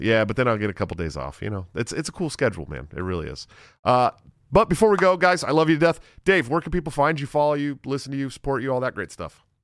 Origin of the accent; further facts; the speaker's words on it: Iowa, United States; my home state, Iowa